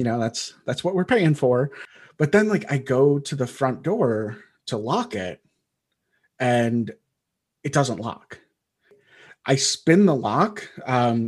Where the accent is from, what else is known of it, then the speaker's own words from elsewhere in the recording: Wisconsin, United States; I grew up in Wisconsin.